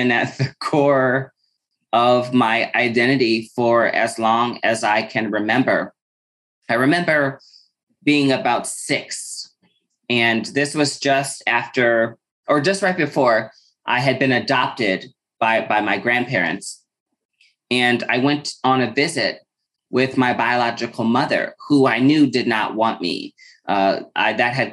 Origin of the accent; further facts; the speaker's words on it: Omaha, Nebraska, United States; moved away as an adult; also born or lived in Lincoln, Nebraska / Chicago, Illinois; Growing up in Omaha